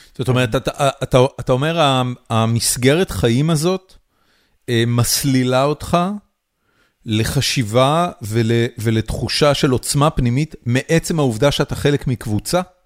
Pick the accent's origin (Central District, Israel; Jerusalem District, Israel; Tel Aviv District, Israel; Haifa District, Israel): Haifa District, Israel; Haifa; אני גדלתי בחיפה, אני גדלתי בסביבה סופר עירונית, בורגנית